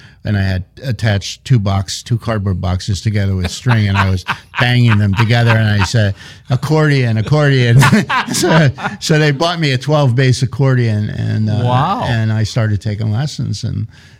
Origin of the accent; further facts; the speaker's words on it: Philadelphia, Pennsylvania, United States; moved away; I grew up in Overbrook Park in West Philadelphia